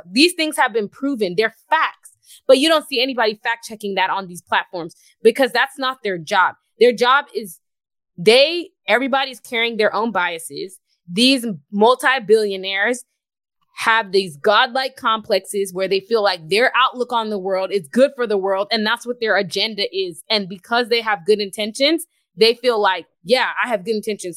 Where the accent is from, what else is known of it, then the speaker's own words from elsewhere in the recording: Houston, Texas, United States; moved away as an adult; I'm from Houston.